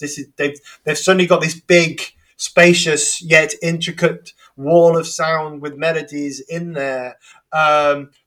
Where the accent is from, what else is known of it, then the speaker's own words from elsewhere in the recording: England, United Kingdom; I'm just pronouncing it as an English person